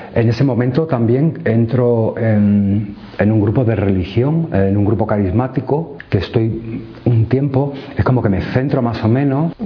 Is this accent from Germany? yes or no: no; Alcalá de Henares, Community of Madrid, Spain; nací en el centro de Alcalá de Henares